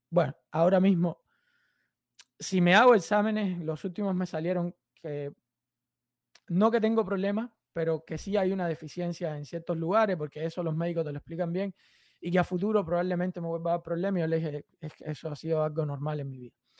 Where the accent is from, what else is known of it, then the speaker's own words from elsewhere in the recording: Cuba; now in United States; soy cubano